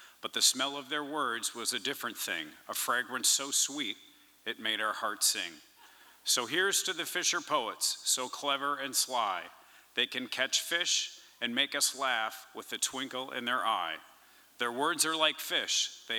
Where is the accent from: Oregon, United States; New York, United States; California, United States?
Oregon, United States; Portland; I'm from Portland.